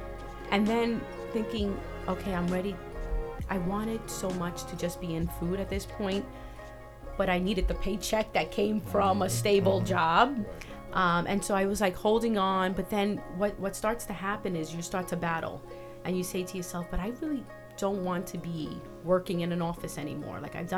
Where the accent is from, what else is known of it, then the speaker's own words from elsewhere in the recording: New York, United States; such an eye opener being a New Yorker